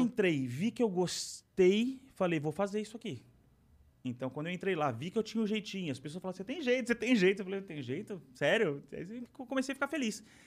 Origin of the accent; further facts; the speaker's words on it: São Paulo, Brazil; Aí nasci em São Paulo, né? E fui criado pela família do meu, do meu, do meu pai